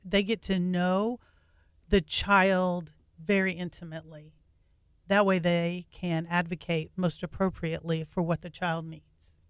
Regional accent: North Texas, United States; moved away as an adult; also born or lived in Massachusetts; I grew up in North Texas and, um, moved away for about fourteen years

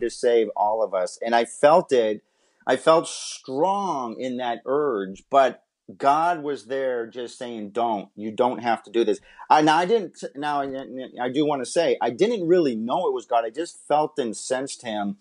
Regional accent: Massachusetts, United States; moved away as an adult; also born or lived in Southern California; I'm from Massachusetts

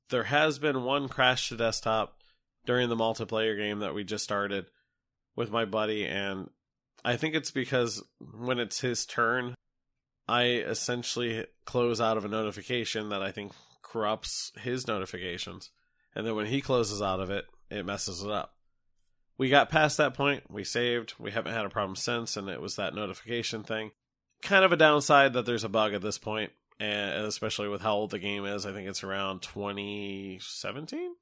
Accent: United States; I'm an American

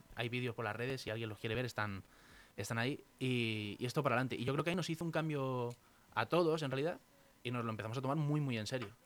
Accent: Valdemoro, Community of Madrid, Spain; mi pueblo, de Valdemoro, donde yo vivo

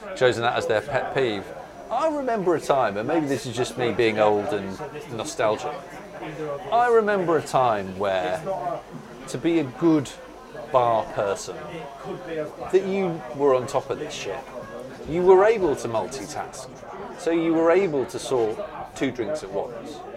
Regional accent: Burgess Hill, South East England, United Kingdom; also born or lived in Newcastle upon Tyne; now in London, United Kingdom; I moved from Newcastle when I was very young. So, my actual experience of pubs, first of all, was as a teenager in Burgess Hill, which is just outside of Brighton.

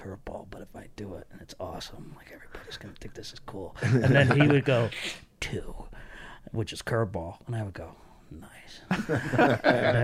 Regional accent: Connecticut, United States; we grew up in Connecticut and New England

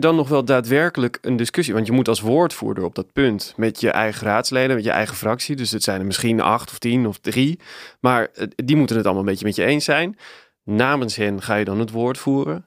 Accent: Nieuwegein, Utrecht, Netherlands; ik ben opgegroeid in Nieuwegein.

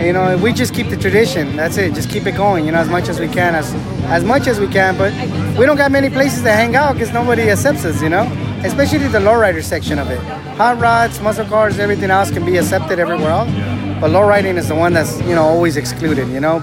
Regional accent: Los Angeles, California, United States; I grew up in Reseda all my life

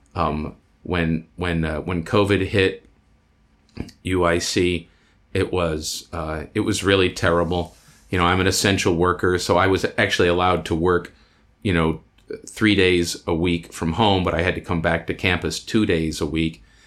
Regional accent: Iowa, United States; moved away as an adult; now in Chicago, United States; I was born and raised in Iowa

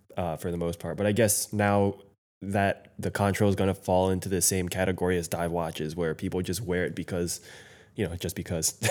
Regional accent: United States

